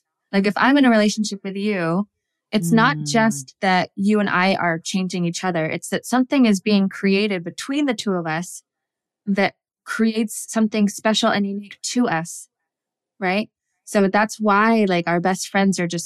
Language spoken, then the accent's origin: English; United States; I was raised in the United States on a small subsistence farm, only child of a single mom.